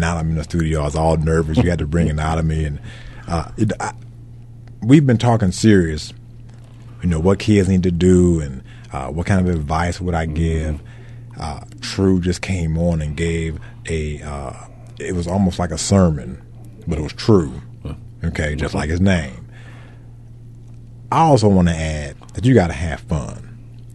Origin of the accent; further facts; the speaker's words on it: Detroit, Michigan, United States; we're from Detroit now. We're from Detroit.